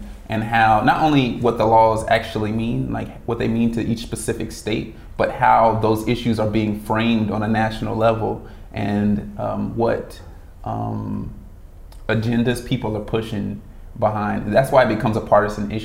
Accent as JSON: {"language": "English", "town": "Las Vegas", "region": "Nevada", "country": "United States", "tie": "born or raised there", "said": "born and raised in Vegas"}